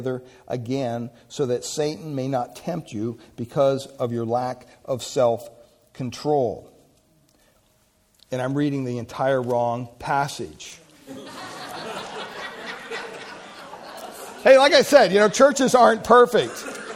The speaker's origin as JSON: {"language": "English", "region": "Pennsylvania", "country": "United States", "moved": "yes", "said": "I'm from Pennsylvania, so we say washed"}